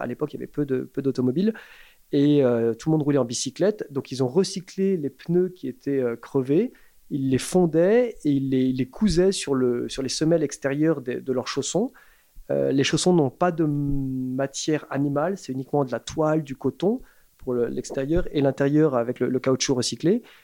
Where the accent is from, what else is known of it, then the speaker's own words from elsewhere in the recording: Paris, Île-de-France, France; moved away as an adult; also born or lived in London; j'ai grandi à Paris, en tant que Français parisien